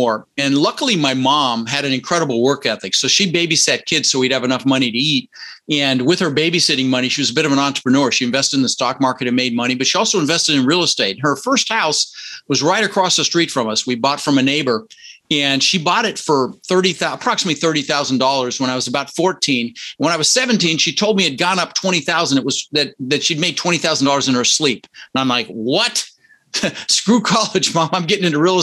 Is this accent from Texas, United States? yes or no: no; Denver, Colorado, United States; born or raised there; also born or lived in Netherlands